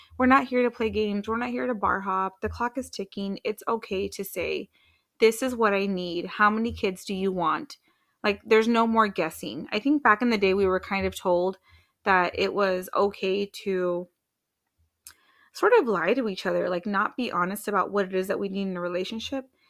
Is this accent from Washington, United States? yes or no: yes; Washington, United States; moved away; also born or lived in Arizona; I'm from Washington State